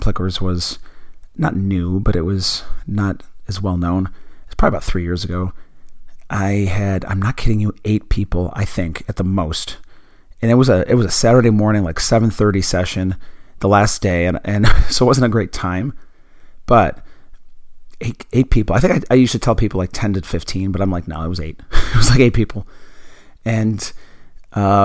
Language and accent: English; Buffalo, New York, United States; I grew up in Buffalo, New York